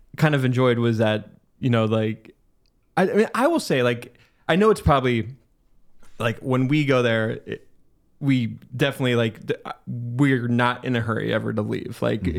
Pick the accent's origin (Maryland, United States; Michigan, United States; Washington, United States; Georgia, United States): Washington, United States; Mead; also born or lived in Spokane / Millwood; I grew up in Mead, and like there's a good community at like in Mead and Mount Spokane